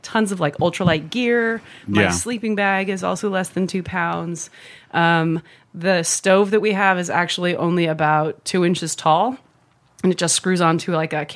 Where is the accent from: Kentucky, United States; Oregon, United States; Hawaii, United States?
Oregon, United States; Pacific Northwest, outside of Portland; I grew up in the Pacific Northwest outside of Portland.